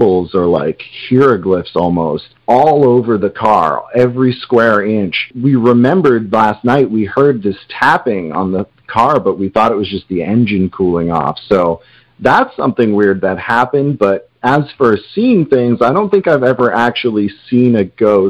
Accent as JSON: {"language": "English", "region": "New Hampshire", "country": "United States", "tie": "born or raised there", "said": "I grew up in New Hampshire"}